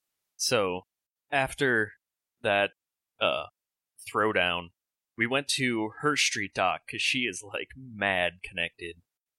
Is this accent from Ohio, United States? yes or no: no; Tennessee, United States; now in Seattle, United States; Yeah, I know. I'm from Tennessee. I don't really do too much seafood.